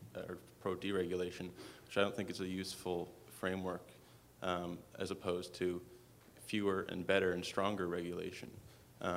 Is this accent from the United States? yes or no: no; Canada; I come from Canada